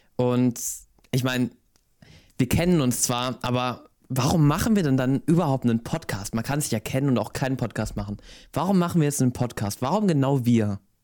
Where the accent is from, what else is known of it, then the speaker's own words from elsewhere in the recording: Styria, Austria; ich komme aus der Steiermark, das ist ähm, übrigens in Österreich